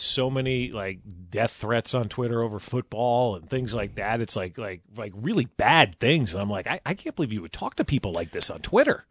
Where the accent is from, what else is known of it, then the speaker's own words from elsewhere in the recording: New Jersey, United States; moved away; I grew up in New Jersey.